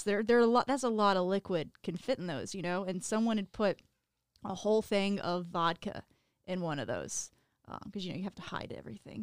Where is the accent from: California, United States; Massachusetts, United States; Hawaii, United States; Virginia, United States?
Virginia, United States; moved away; I was born and raised in Virginia.